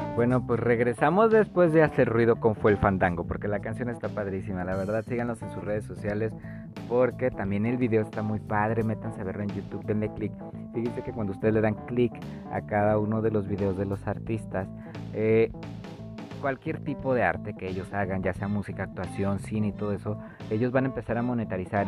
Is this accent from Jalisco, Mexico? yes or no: yes; Zapopan, Jalisco, Mexico; Yo soy, yo nací en Zapopan, oigan, soy zapopano.